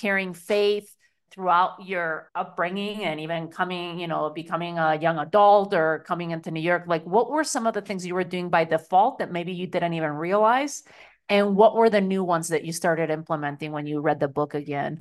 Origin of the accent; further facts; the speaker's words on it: Spain; moved away; growing up in Spain, you know, a very patriarchal country